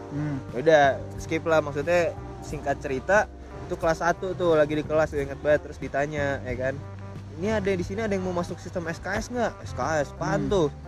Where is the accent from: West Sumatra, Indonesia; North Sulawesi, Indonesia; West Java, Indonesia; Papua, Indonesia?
Papua, Indonesia; sorry dulu kita kecilnya di Papua